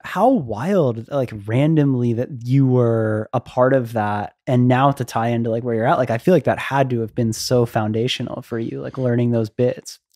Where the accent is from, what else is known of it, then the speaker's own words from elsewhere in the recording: Florida, United States; moved away; I grew up in Florida